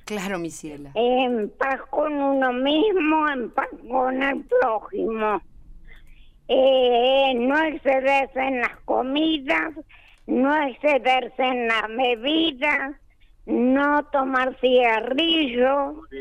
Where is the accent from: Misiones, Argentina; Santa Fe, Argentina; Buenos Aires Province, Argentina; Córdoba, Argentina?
Buenos Aires Province, Argentina; Mar del Plata; born there; Nací acá en {S1} Plata, {S2} acá en esa casa.